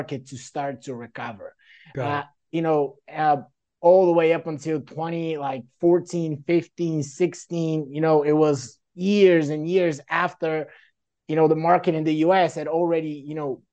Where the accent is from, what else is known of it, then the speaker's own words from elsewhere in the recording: Bulgaria; moved away as an adult; also born or lived in Seattle, Washington, United States / Dayton, Ohio, United States; now in United States; I was born in Seattle, Washington, but my parents are Bulgarians, right? And, you know, we moved back to Bulgaria when I was really, really young, like a baby. And I grew up in Bulgaria